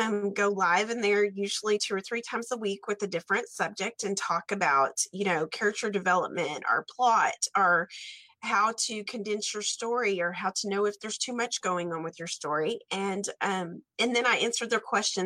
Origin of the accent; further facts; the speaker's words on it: Stamford, Texas, United States; growing up in Texas